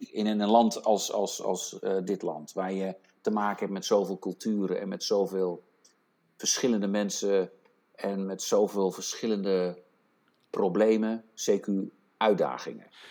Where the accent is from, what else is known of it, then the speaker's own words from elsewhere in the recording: Netherlands; now in United States; ik ben een Nederlander en ik ben ook Amerikaan